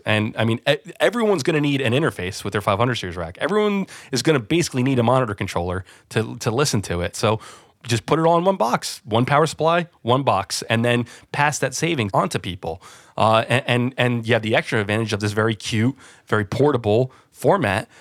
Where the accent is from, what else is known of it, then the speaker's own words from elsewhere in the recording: New Jersey, United States; moved away as an adult; now in London, United Kingdom; I'm originally from New Jersey, yeah. So just outside New York City, I was very spoiled to grow up where I did